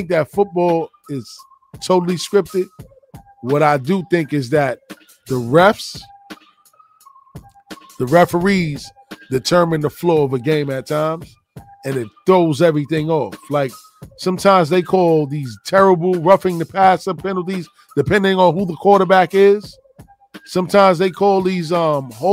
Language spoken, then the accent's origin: English; New York, United States; I'm a New Yorker